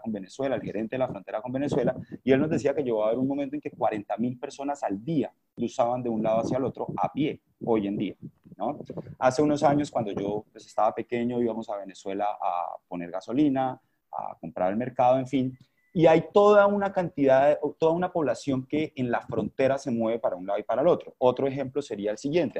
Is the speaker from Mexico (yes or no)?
no; Cúcuta, Norte de Santander, Colombia; also born or lived in Bogotá; yo soy de Cúcuta, estoy acá en este momento, eh, siempre he tenido esas inquietudes, siempre he sido habitante de zona de frontera